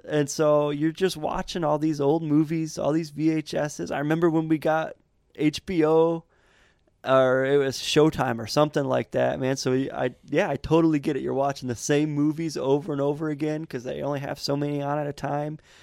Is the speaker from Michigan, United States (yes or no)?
yes; Montrose, Michigan, United States; I grew up in Montrose, man. Montrose, Michigan, kind of farmland